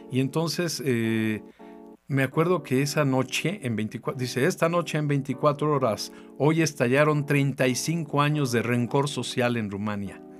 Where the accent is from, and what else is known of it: Mexico